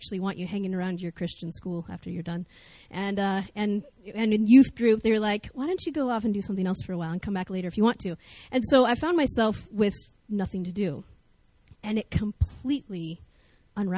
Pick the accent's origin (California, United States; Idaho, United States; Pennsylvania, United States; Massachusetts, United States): Idaho, United States; North; I grew up in North Idaho in America.